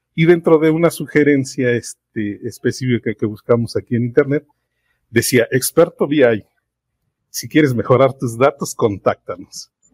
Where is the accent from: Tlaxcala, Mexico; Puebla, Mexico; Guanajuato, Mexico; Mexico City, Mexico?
Mexico City, Mexico; soy de la Ciudad de México, trabajo acá en el Estado de México